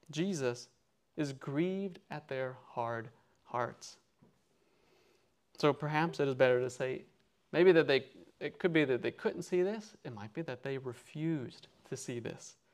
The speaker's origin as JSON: {"language": "English", "region": "the South", "country": "United States", "said": "in America, I'm from the South, so we have what's called Southern hospitality."}